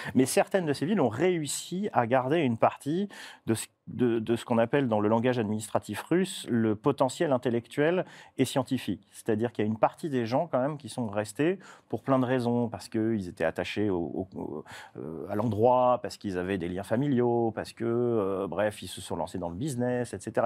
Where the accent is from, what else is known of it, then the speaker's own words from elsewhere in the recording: Toulon, Provence-Alpes-Côte d'Azur, France; chez moi, je viens de Toulon